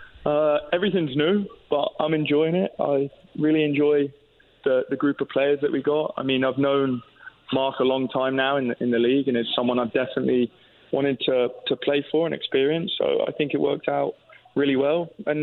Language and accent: English; England, United Kingdom; moved away as an adult; also born or lived in Miami, United States / Tulsa, United States; now in Indianapolis, United States; I'm from England, so I'm used to the cold.